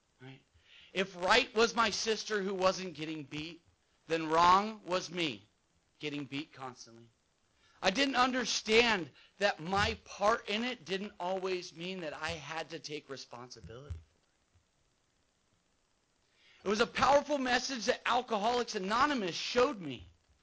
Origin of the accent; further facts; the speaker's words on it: San Clemente, California, United States; So I grew up in San Clemente and raised